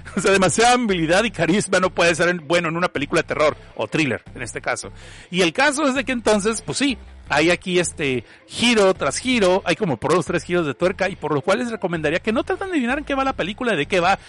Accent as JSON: {"language": "Spanish", "country": "Mexico", "said": "yo soy mexicano"}